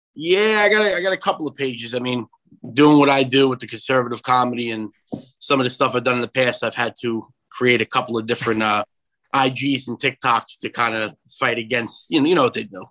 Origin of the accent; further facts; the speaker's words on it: Long Island, New York, United States; also born or lived in Brooklyn, New York; I was born in Brooklyn, living in Long Island, back and forth. I guess the area I grew up in was predominantly Yankee fans as a kid